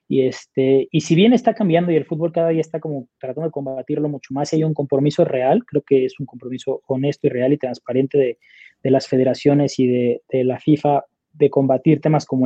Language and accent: Spanish; Monterrey, Nuevo León, Mexico; yo soy, soy regio, los regios somos comprometidos